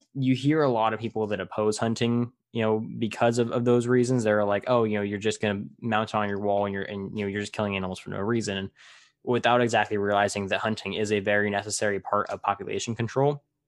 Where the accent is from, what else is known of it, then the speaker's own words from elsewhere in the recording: Tulare, California, United States; my hometown, Tulare